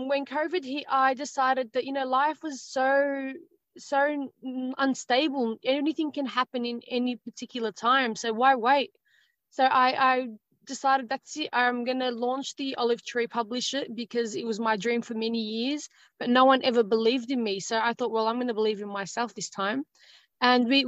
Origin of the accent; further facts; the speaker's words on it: Australia; I'm Australian. I was born in Australia, born and raised here in Australia